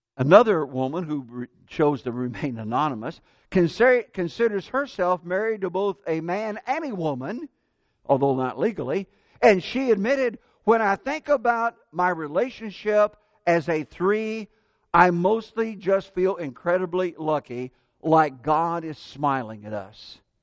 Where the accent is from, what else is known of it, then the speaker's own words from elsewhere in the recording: Central Indiana, United States; moved away as an adult; now in Tampa, United States; my dad did business with other farmers and growing up in Central Indiana